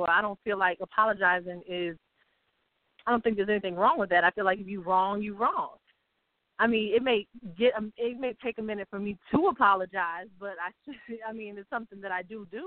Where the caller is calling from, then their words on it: Ohio, United States; and I'm calling from Ohio.